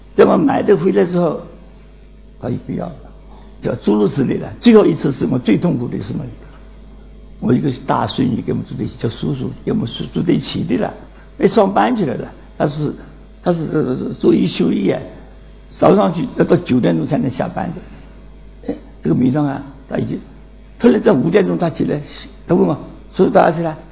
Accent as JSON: {"language": "Chinese", "country": "China", "said": "我们中国人就想做个家庭之落"}